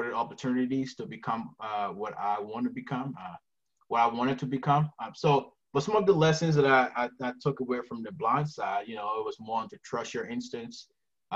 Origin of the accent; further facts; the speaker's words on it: Helena, Montana, United States; also born or lived in Liberia; now in Missoula, United States; I grew up in Helena, which is a beautiful place